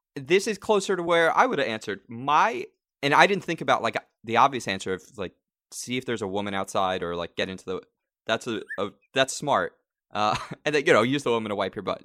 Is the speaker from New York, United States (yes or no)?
yes; New York, United States; also born or lived in Long Island; now in Los Angeles, United States